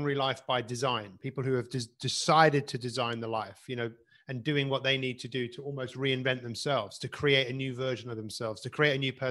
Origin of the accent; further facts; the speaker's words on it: London, United Kingdom; I grew up in Northwest London